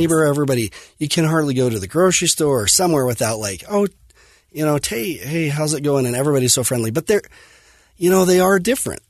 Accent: Fillmore, Utah, United States; I grew up in Fillmore, um, Utah, on a farm, and dairy farm, crop farm

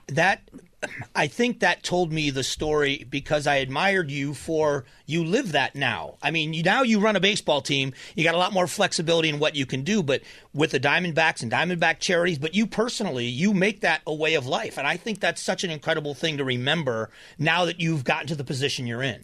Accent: Florida, United States; now in Arizona, United States; I was raised in Florida, so I got to watch the Marlins start

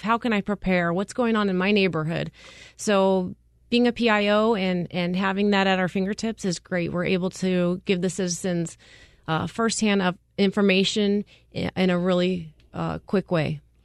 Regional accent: Prescott, Arizona, United States; now in Phoenix, United States; I grew up in Prescott, Arizona

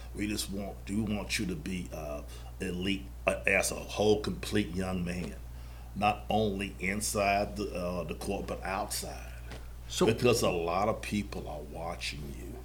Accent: Charlotte, North Carolina, United States; I'm born and raised in Charlotte.

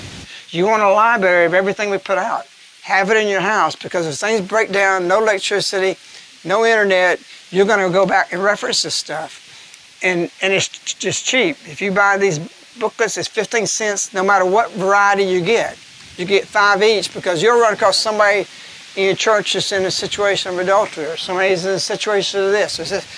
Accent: England, United Kingdom; They find out I'm English. So he rushes me to the other side of the train.

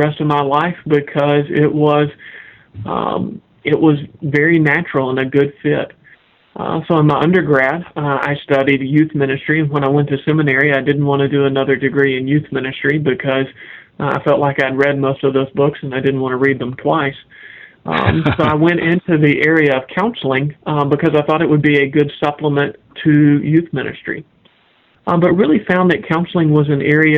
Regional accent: Kentucky, United States; moved away as an adult; also born or lived in Jackson, Tennessee / Wake Forest, North Carolina / Augusta, Georgia; now in Raleigh-Durham, United States; I grew up in Kentucky

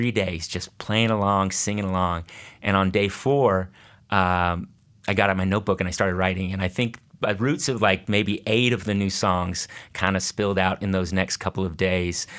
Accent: Austin, Texas, United States; now in Portland, United States; growing up there

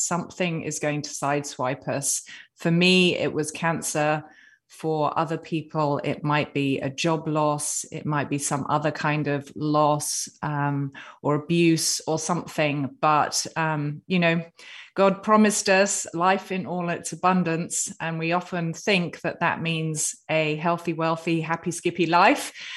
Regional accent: United Kingdom; I'm a Brit with a stiff upper lip

